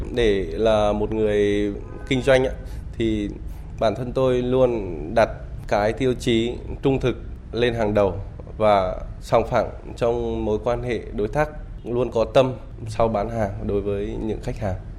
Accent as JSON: {"language": "Vietnamese", "country": "Vietnam", "lives_now": "Hanoi, Vietnam"}